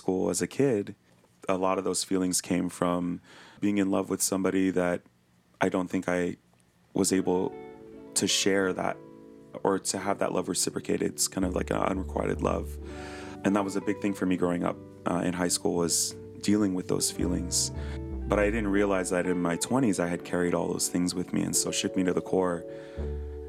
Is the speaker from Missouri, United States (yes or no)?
no; Hawaii, United States; growing up in Hawaii as a Hawaiian